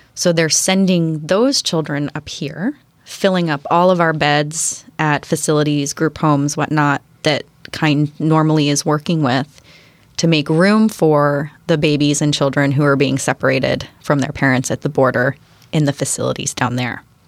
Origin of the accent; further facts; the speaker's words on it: Western Pennsylvania, United States; also born or lived in Seattle area; now in Bainbridge Island, United States; my hometown in Western Pennsylvania.